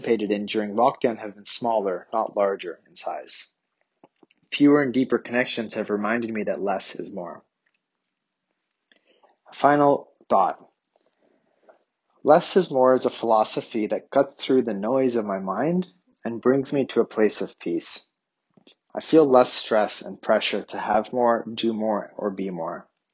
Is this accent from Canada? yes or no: yes; Canada; accent: Canadian; my Canadian accent